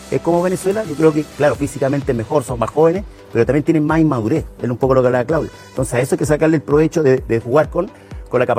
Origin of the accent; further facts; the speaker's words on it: Chile; yo soy chileno.